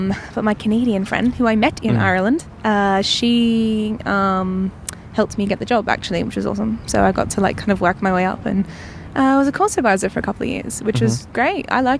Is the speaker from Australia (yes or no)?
yes; Perth, Western Australia, Australia; also born or lived in Melbourne; Yes. Well, no, I was born in Melbourne, and then I moved to Perth when I was about 8, and yeah.